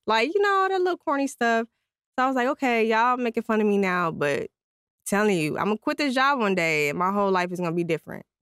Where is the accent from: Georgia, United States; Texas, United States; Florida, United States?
Texas, United States; San Antonio; I'm from San Antonio, Texas